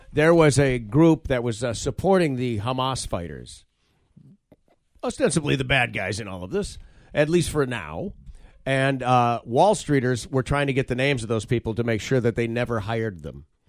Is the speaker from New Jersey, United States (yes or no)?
no; Michigan, United States; growing up in Michigan